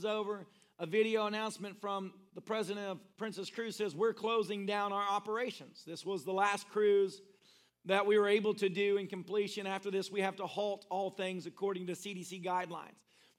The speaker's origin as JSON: {"language": "English", "country": "Philippines", "said": "I'm from the Philippines, so I don't know what's going to happen from here."}